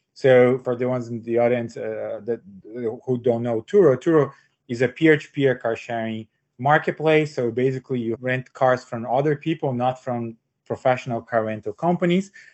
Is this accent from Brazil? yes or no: yes; Brazil; moved away as an adult; also born or lived in São Paulo, Brazil; now in United States; I'm uh, born and raised in Brazil